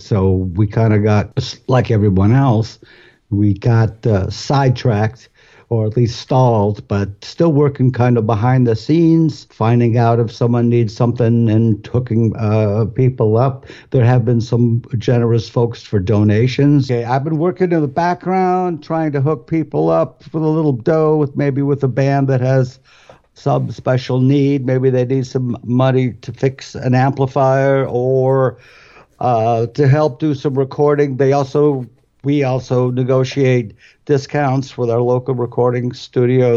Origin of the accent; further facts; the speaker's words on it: Cleveland, Akron, Ohio, United States; we're both from Cleveland, Akron, and that's like big polka